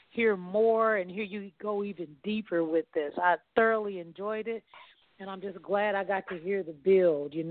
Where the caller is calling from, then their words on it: Kansas City, Missouri, United States; I'm calling in from Kansas City, Missouri